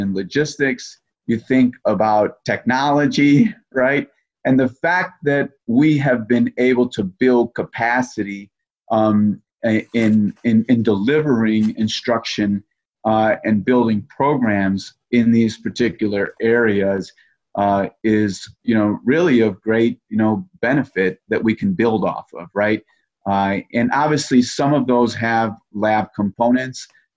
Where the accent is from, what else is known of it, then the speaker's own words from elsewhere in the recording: Chicago, Illinois, United States; as a Chicagoan